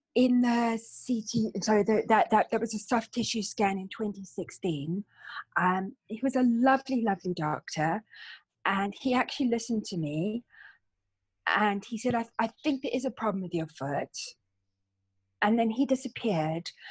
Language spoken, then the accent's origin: English; Cape Town, Western Cape, South Africa; now in London, United Kingdom; I'm actually from a place called Cape Town in South Africa. Mm. And uh, my childhood was full of beaches and sunshine